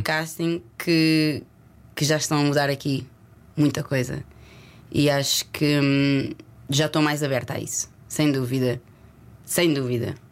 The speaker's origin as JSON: {"language": "Portuguese", "region": "Lisbon", "country": "Portugal", "tie": "born or raised there", "also_born_or_lived": "Leicester", "accent": "Lisboeta", "moved": "as an adult", "said": "eu nasci e cresci em Lisboa e o meu sotaque é lisboeta"}